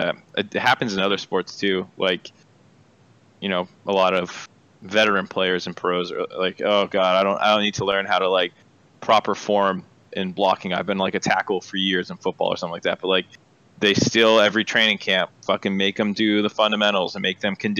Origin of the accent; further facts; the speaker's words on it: Massachusetts near Boston, United States; I grew up in Massachusetts near Boston